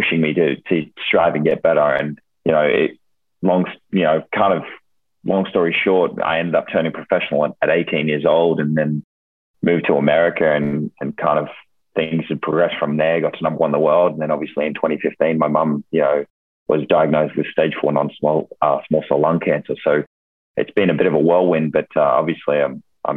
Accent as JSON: {"language": "English", "country": "Australia", "tie": "born or raised there", "moved": "yes", "said": "So I'm originally from Australia, if you can't hear it in my accent already, but originally from Australia. And, you know, I grew up kind of in a small country town."}